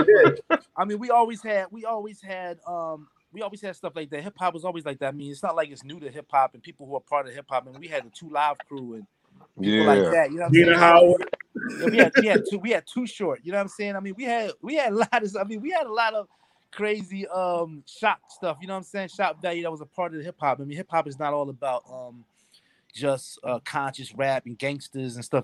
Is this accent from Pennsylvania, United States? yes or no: yes; Philadelphia, Pennsylvania, United States; now in Fresno, United States; growing up in Philadelphia in the late 70s, early 80s